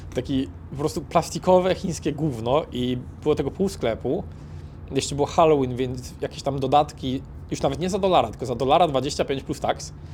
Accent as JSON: {"language": "Polish", "country": "Poland", "said": "jesteśmy z Polski"}